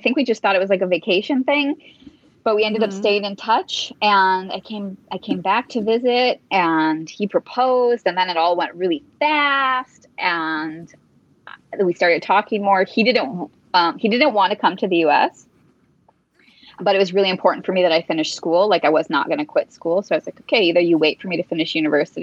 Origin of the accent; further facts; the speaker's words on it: Upper Peninsula of Michigan, United States; moved away as an adult; now in Marrakesh, Morocco; I grew up in the Upper Peninsula of Michigan. So now I live in Marrakesh.